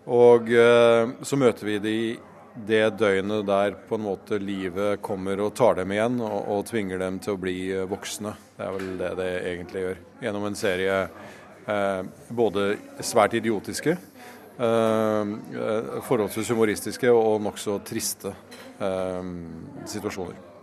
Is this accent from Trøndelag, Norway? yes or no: no; Halden, Østfold, Norway; moved away; mennesker som jeg har vokst opp med i Halden